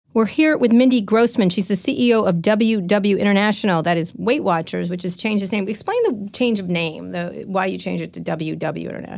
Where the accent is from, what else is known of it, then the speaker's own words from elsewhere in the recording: San Francisco, California, United States; I'm from San Francisco